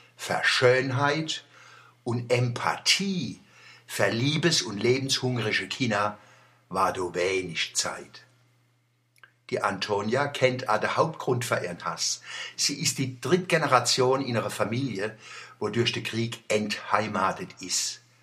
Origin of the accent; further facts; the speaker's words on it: Kurpfalz / Odenwald, Germany; als Kurpfälzer und Odenwälder